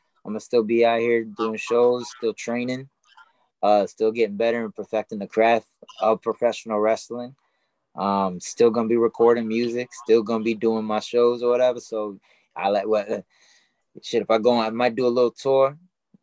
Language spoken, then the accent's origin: English; Rockland County, New York, United States; I grew up in Rockland County, New York. It's about 30 minutes north of the city